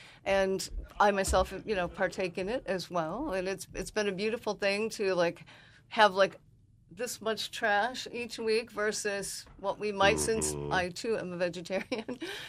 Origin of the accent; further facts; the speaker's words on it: Ann Arbor, Michigan, United States; And I grew up in Ann Arbor, Michigan, and I thought everybody had a juice bar because just that's how my life was growing up in a college town.